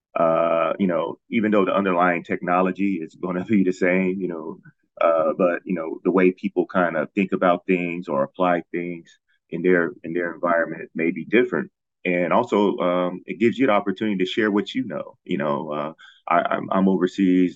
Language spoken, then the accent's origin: English; Ohio, United States; moved away as an adult; also born or lived in Washington, District of Columbia, United States / Kathmandu, Nepal; now in Thailand; I'm from Ohio